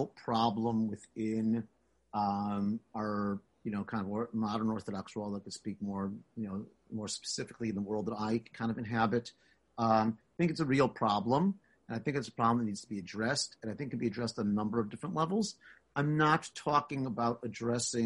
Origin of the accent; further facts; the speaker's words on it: Chicago, Illinois, United States; As a Jewish kid growing up in Chicago